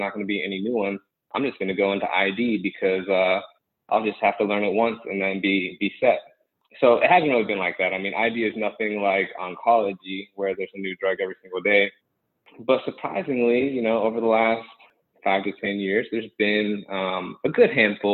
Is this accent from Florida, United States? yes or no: yes; Gainesville, Florida, United States; also born or lived in Fort Myers, Florida; I'm from the Gainesville area.